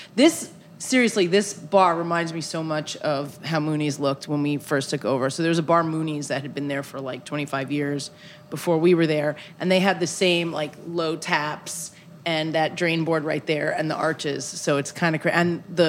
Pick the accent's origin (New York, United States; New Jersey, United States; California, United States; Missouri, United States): New York, United States; New York City; I'm from Brooklyn